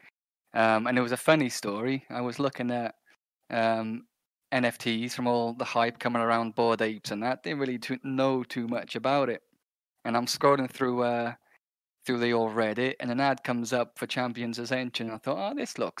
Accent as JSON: {"language": "English", "region": "Wales", "country": "United Kingdom", "said": "I'm from Wales in the UK, so that nice small little country next to England"}